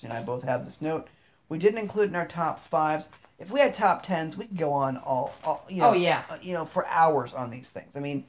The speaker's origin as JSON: {"language": "English", "region": "Maryland", "country": "United States", "tie": "born or raised there", "said": "as a native Marylander."}